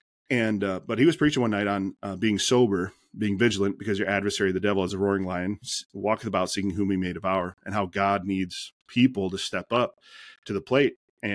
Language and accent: English; Detroit, Michigan, United States; Had a friend that he would go to the street corner where we grew up and in Detroit there, you know, just city blocks kind of thing.